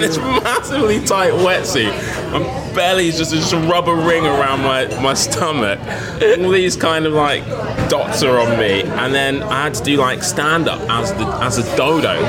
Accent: London, United Kingdom; Grew up and in Lewisham, so I haven't I haven't gone very far at all

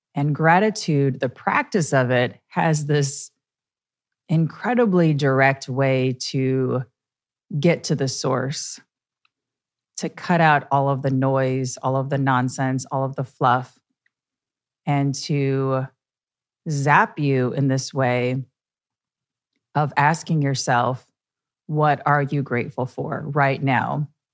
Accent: Midwest, United States; now in New York, United States; I'm from the Midwest.

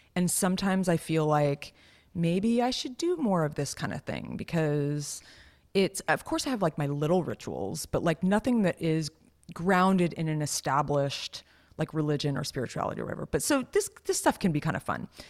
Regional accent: Los Gatos, California, United States; I grew up in Los Gatos, which is, like, a pretty, like, fancy little town

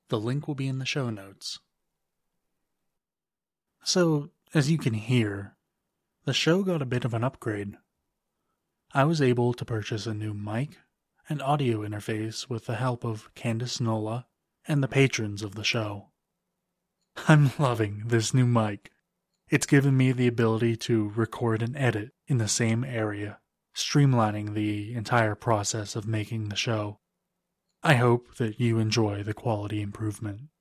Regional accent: Lancaster, Pennsylvania, United States; I grew up in Lancaster, Pennsylvania, an hour or so outside of Philadelphia. You probably know it as the place with all the Amish people. I wasn't raised Amish, but I had a lot of Amish friends.

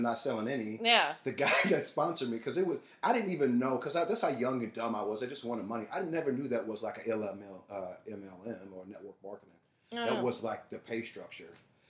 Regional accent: St. Louis, Missouri, United States; moved away; I'm from St. Louis, you know.

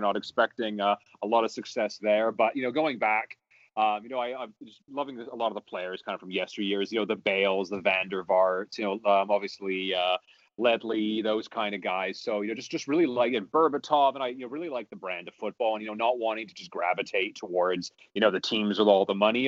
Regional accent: Canada; also born or lived in Vancouver; I am very Canadian, living in, in Vancouver

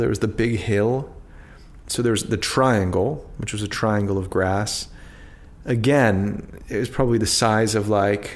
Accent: Washington, District of Columbia, United States; I grew up in Northwest, so the city's divided into four quadrants

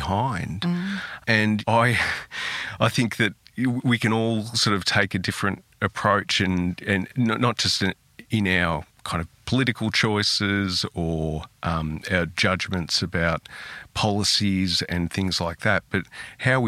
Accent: Australia; also born or lived in Italy; growing up in a country town

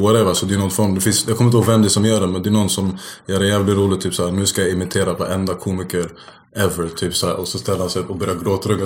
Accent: Stockholm, Stockholm County, Sweden; uppvuxen i Rågsved

